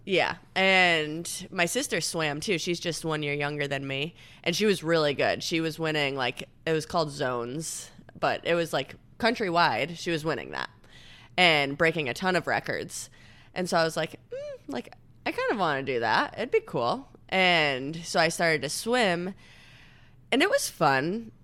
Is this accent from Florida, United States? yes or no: no; Victor, New York, United States; I am from Rochester, New York. I grew up in a little town, or I guess it's kind of a big town called Victor